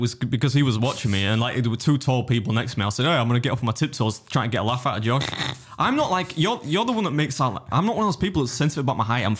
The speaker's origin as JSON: {"language": "English", "country": "United Kingdom", "said": "As a British person"}